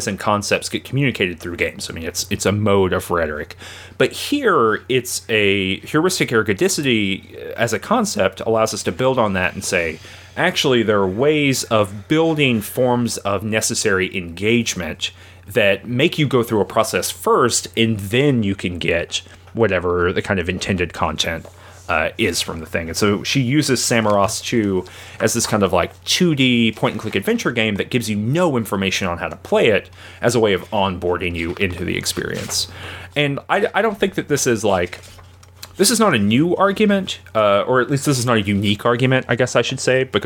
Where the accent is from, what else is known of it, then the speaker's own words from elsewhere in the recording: United States; I'm American